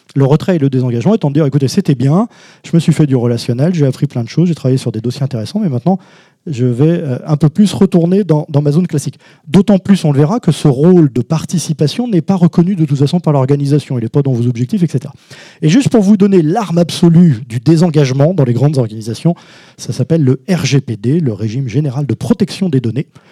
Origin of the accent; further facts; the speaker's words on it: Hauts-de-France, France; je suis de Schnorr, euh, mais de haut de france